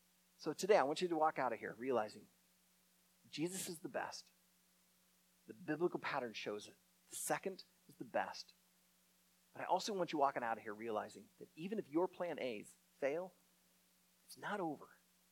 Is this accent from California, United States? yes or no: no; Naperville, Illinois, United States; My wife and I grew up in Naperville, a western suburb of Chicago.